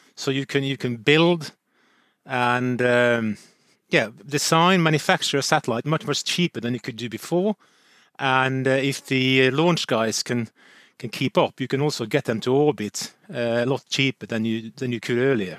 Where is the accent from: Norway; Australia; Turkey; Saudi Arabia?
Norway; I'm from Nor-, Norway